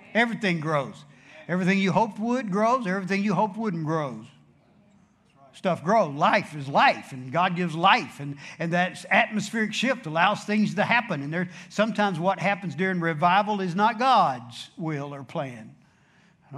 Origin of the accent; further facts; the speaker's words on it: Dallas, Texas, United States; I'm from Dallas, that's south